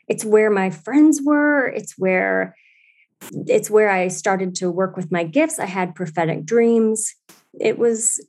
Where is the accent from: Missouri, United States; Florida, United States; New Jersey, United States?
Missouri, United States; St. Louis; I was born in St. Louis, Missouri